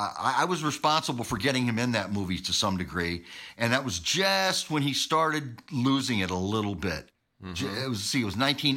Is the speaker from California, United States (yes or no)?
no; Syracuse, New York, United States; I was from Syracuse.